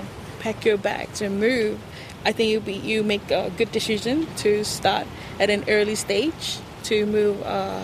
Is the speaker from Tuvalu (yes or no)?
yes; Nanumea, Tuvalu; now in Funafuti, Tuvalu; I'm from Nanumea, and I live here on Funafuti Island in Tuvalu.